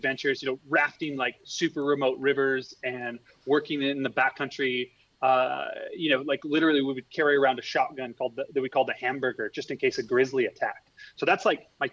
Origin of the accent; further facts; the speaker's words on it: Montana, United States; I grew up in Montana, just south of Glacier National Park